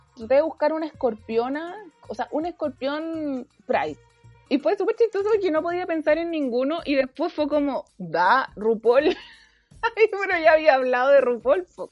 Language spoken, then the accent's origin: Spanish; Iquique, Tarapacá, Chile; moved away; una iquiqueña, una clase media baja, huérfana, que se ganó una beca en la Chile